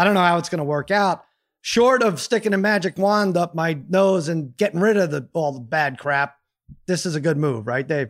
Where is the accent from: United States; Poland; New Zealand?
United States; Brooklyn, New York